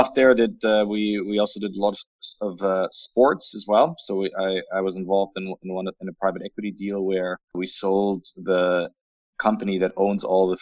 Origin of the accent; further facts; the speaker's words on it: Berlin, Germany; moved away; also born or lived in United Kingdom / United States; I'm originally from Berlin